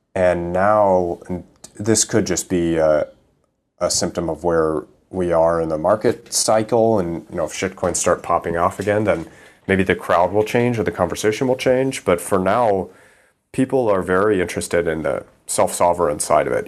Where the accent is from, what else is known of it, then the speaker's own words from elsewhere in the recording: Midwest, United States; moved away as an adult; also born or lived in East Coast; now in Thailand; I grew up in the Midwest, and my dad is a, an airline pilot, commercial airline pilot